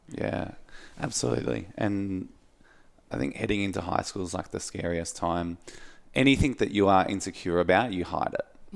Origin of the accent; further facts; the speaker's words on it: Mount Martha, Victoria, Australia; growing up where I grew up in Mount Martha